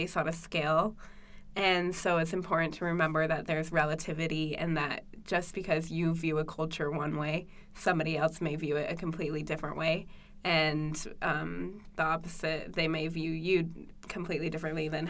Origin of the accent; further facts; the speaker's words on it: United States; Growing up in the United States